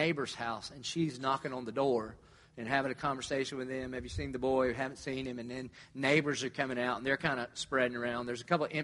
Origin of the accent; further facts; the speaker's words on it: Dillon, South Carolina, United States; moved away; I grew up in Dillon, South Carolina